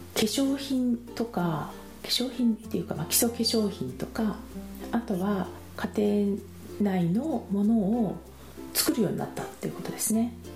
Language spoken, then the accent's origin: Japanese; Japan; moved away; 私は純日本人